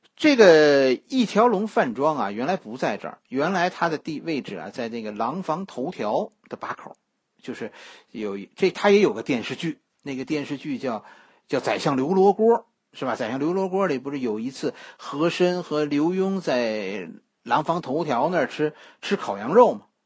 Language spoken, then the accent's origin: Chinese; Beijing, China; 我是吃护国寺小吃长大的